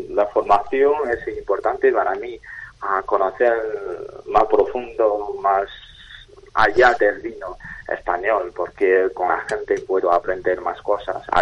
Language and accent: Spanish; China; Spanish is a second language; now in Spain; como un chino que vivo en España